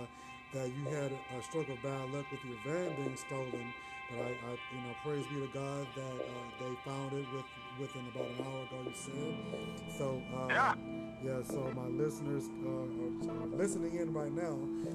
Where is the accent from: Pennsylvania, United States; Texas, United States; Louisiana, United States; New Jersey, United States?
Texas, United States; I'm a Texan, but I'm still a Titan somewhere, a Titan / Oilers somewhere too, just because we cheer for that team for so many years.